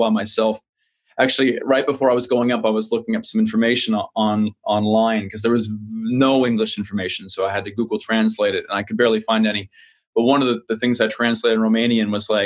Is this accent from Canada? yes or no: yes; New Maryland, New Brunswick, Canada; moved away; I grew up on the East Coast of Canada, small town, New Maryland, outside of Fredericton, New Brunswick, Canada, far on the East Coast